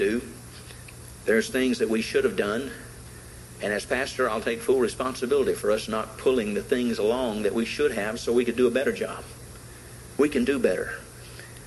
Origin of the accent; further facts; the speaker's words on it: the South, United States; Being a Southerner